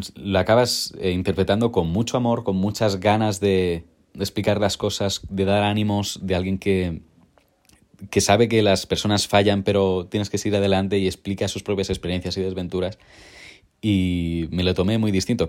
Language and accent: Spanish; Molins de Rei, Catalonia, Spain; yo soy de un pueblo cerca de Barcelona llamado Mulins de Rey, así que sí, soy catalán.